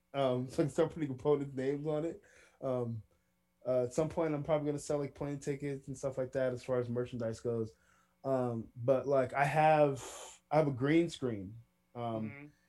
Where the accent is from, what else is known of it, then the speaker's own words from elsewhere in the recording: Villa Rica, Georgia, United States; my hometown, which is Villa Rica, Georgia